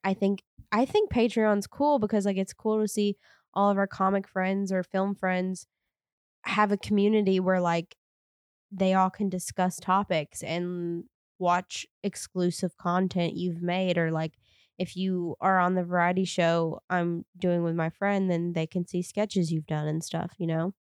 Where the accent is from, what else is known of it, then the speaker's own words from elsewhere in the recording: the South, United States; I grew up in the South